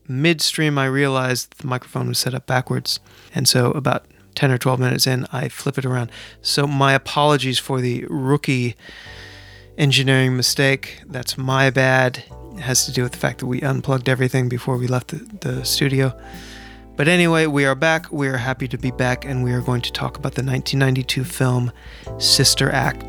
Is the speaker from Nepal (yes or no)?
no; San Francisco, California, United States; Yeah, I wanted to introduce you to my hometown.